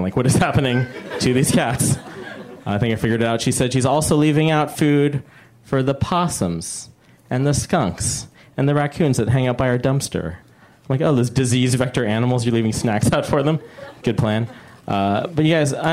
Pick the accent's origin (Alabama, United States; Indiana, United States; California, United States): California, United States; Bay Area; I'm from the Bay Area